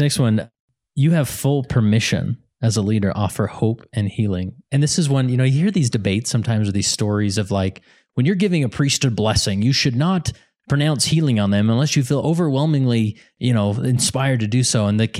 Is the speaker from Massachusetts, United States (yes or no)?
no; West Valley City, Utah, United States; And I grew up in West Valley, which many people in Salt Lake Valley would call the hood.